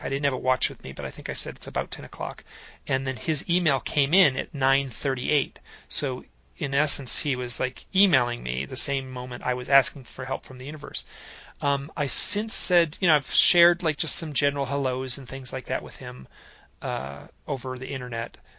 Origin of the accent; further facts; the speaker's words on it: Michigan, United States; I grew up in Michigan, so total suburbs